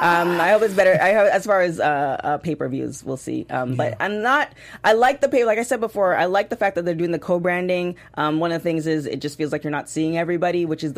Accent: Canada; It really tickled me, and it you know, it was just, because, you know, being Canadian.

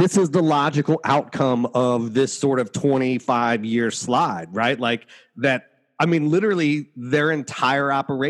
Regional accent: Ohio, United States; I'm from Ohio

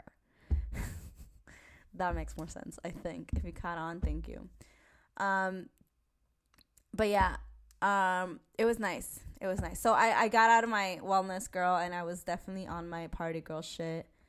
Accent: New York City, New York, United States; also born or lived in Spain; I'm from New York. Like, I don't even know what to tell you. I am from New York

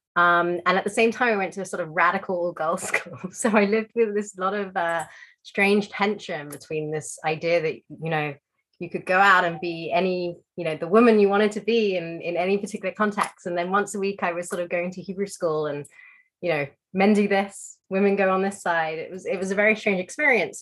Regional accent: London, United Kingdom; I grew up in London

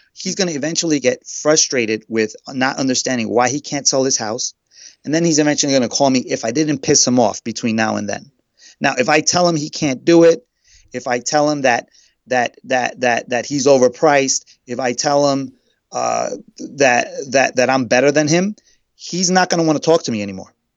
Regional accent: New York City, New York, United States; also born or lived in Queens; I'm from Queens. I'm originally from Brooklyn, and currently I'm living in Queens.

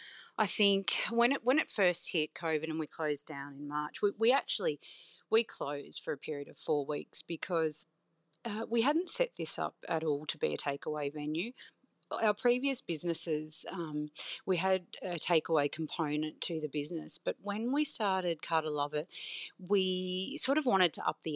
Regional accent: Victoria, Australia; I grew up in the Otways in a tiny little town, and we had a general store and a pub. And that was in the 80s, you know, growing up.

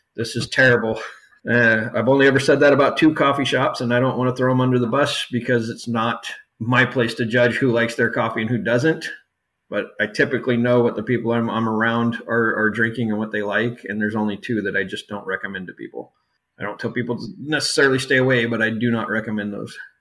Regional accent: Yuma, Arizona, United States; moved away; also born or lived in Southern California; I grew up in in Southern California and down in Yuma, Arizona, for the most part

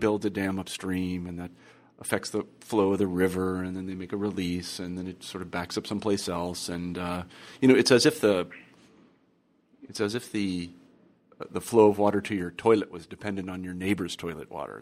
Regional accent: Midwest, United States; I grew up in the Midwest

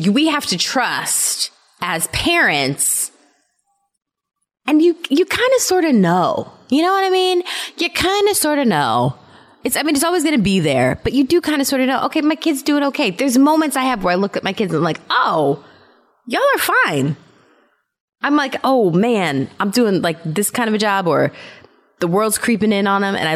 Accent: Germany; I told you that I grew up in Germany, mm-hmm. right? Mm-hmm. Yeah. Everybody knows that.

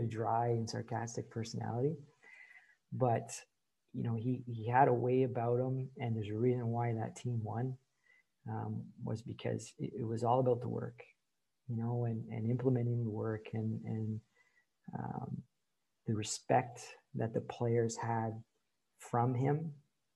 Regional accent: Courtice, Ontario, Canada; also born or lived in Saint-Bruno, Quebec, Canada; when we moved to Curtis, Ontario, which is, you know, it's a 9-iron to Oshawa. It's just right on the border of it. So I grew up, you know, in that area.

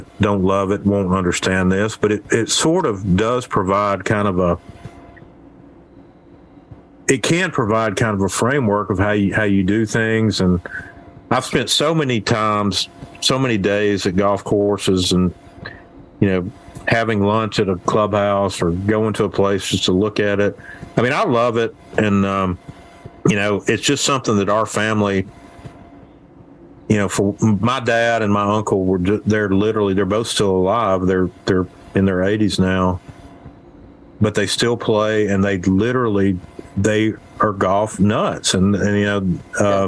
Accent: Alabama, United States; also born or lived in Birmingham, Alabama / Mississippi; I was born in Birmingham and moved up here when I was in high school, but I lived in Mississippi for a couple of years, but other than that, I lived in Alabama

